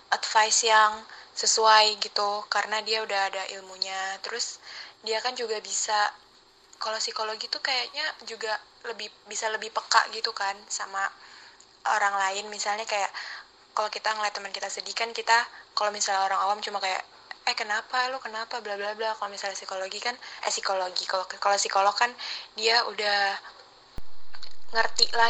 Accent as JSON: {"language": "Indonesian", "region": "Jakarta", "country": "Indonesia", "said": "saya dari Manpa, Jakarta."}